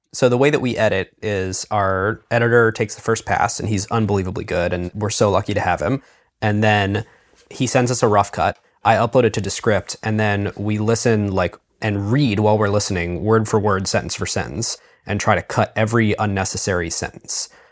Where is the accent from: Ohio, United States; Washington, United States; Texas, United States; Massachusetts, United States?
Ohio, United States; Cleveland; I'm from Cleveland